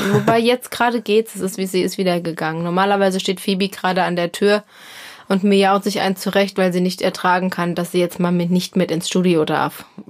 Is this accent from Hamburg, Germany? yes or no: no; Hesse, Germany